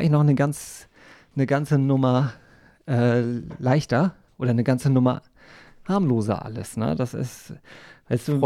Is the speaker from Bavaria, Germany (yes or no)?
no; Schleswig-Holstein, Germany; ich bin ja nun in der plattdeutschen Ecke aufgewachsen in Nordfriesland und habe aber nie plattdeutsch gesprochen, wirklich.